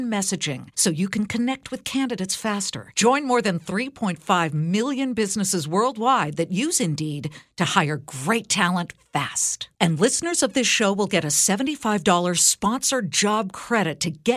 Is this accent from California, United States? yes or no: yes; California, United States; I'm from California